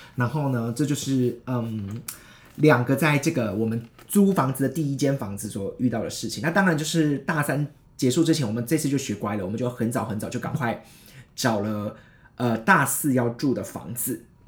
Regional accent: Taichung, Taiwan; moved away as an adult; also born or lived in Hsinchu; 我是台中上来新竹

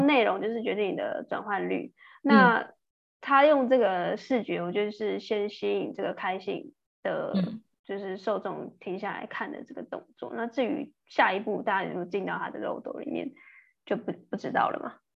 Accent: Taiwan; 我们台湾人，我们看中文

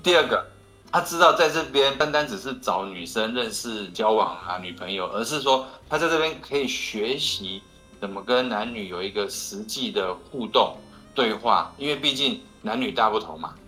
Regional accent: Taiwan; 我们台湾人

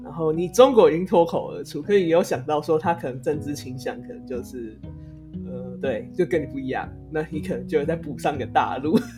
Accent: Taiwan; 这块这个国家的某一个地区的人，所以我才叫我自己叫台湾人。

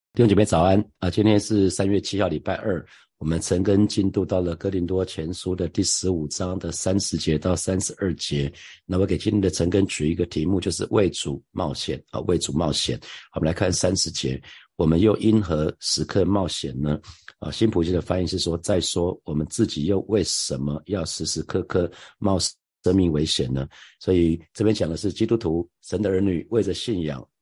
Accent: Taiwan; 我们刚好出生在这里，我们不是出生在台湾海峡的另外一边

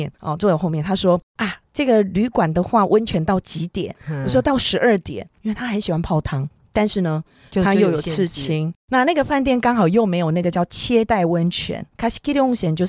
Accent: Taiwan; 我要跟你报告一下，我没有出卖你哦，我没有说我是台湾人。

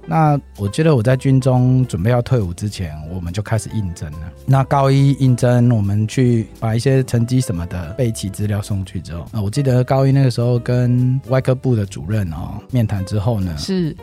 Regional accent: Kaohsiung, Taiwan; 我本身我是南部人，我在高雄长大

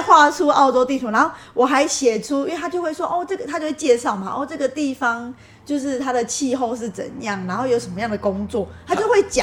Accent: Taiwan; 我是台湾来的

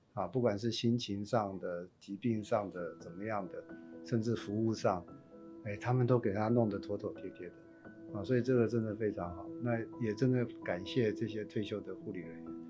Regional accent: Taipei, Taiwan; 那都是我们长大的地方，那都是我们的乡亲

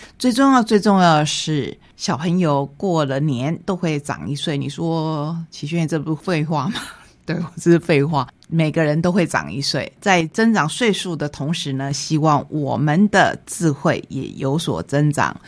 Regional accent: Taitung County, Taiwan; 这一本绘本也是我们台东人的作品，

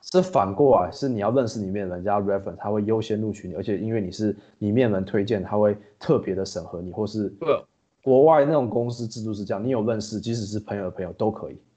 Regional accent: Taiwan; moved away as an adult; now in Singapore; 因为我是台湾人

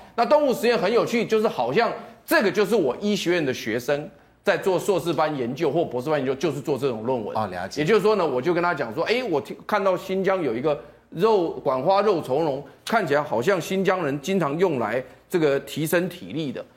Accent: Taiwan; 我们台湾人

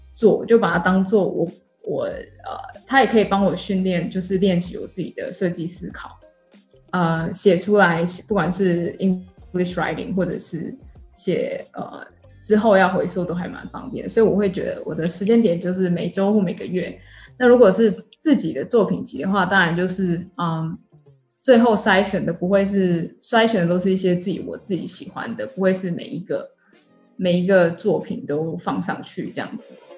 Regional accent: Taichung, Taiwan; moved away as an adult; also born or lived in United States / Shanghai, China; now in Singapore; 我是在台湾出生长大，然后台中人

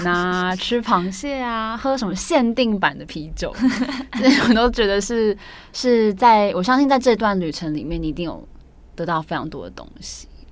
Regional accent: Taiwan; 身为台湾人，就是这个时代的台湾人

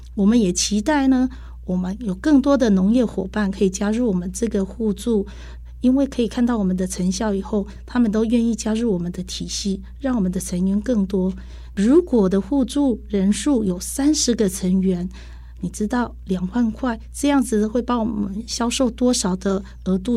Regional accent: Dongshi, Taichung, Taiwan; 我是来自东市的

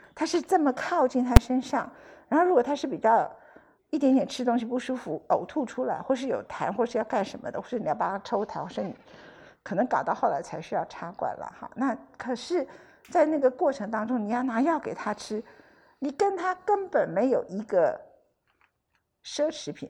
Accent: Taiwan; 我们台湾人

